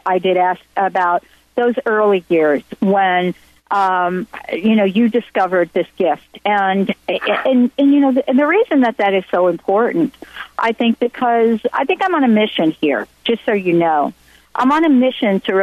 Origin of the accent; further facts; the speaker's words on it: New York City, New York, United States; also born or lived in New Jersey; I grew up in the Bronx, Italian Catholic household